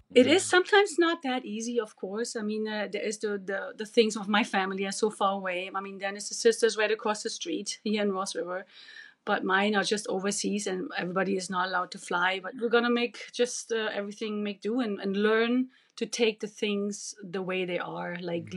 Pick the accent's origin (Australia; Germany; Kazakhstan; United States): Germany; English is a second language; moved away as an adult; now in Yukon, Canada; I'm original from East Germany